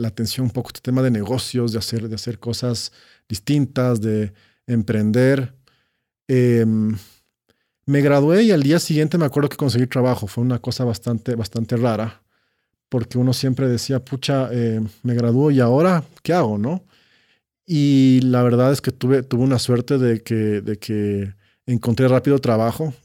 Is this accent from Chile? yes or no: no; Quito, Pichincha, Ecuador; Sí, crecí en Quito. Eh, crecí en Quito.